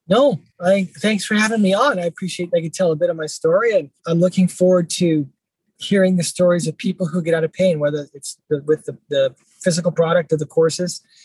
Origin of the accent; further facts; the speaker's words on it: Abbotsford, British Columbia, Canada; also born or lived in Vancouver; after coming back to my hometown, Abbotsford